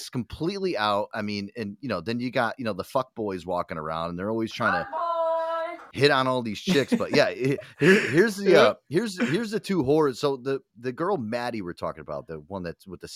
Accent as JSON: {"language": "English", "country": "United States", "said": "we're from the Tri-Coast. We're, you know, New York, New Jersey, and Connecticut."}